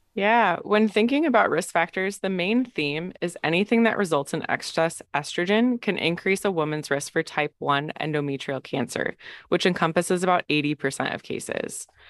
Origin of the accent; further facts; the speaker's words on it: Green Bay, Wisconsin, United States; moved away as an adult; also born or lived in Michigan / Madison, Wisconsin; now in Stanford, United States; from Green Bay, Wisconsin originally